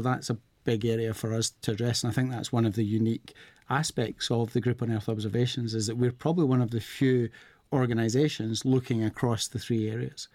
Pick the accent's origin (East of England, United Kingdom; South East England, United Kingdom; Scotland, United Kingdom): Scotland, United Kingdom; I am from Scotland.